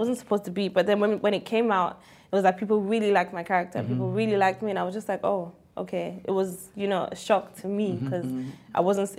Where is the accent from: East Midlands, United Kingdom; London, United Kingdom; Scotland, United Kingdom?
London, United Kingdom; moved away as an adult; also born or lived in Tottenham / New York; I was born and raised in London, did my whole primary. I got shipped there when I was 13 for a year, and then I went back to London.